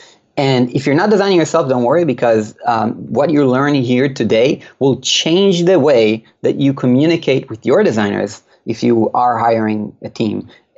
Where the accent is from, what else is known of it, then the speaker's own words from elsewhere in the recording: Israel; this guy I've been listening to in my ears for years and I'm from Israel, the other side of the world.